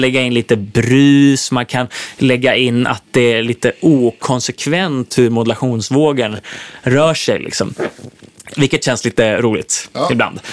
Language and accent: Swedish; Sweden; moved away as an adult; also born or lived in Nashville, United States; här hemma i Sverige